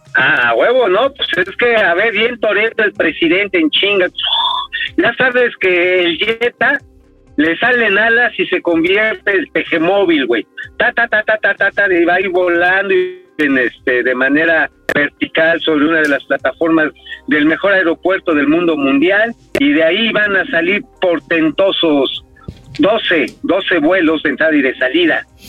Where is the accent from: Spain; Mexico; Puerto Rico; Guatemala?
Mexico; como mexicano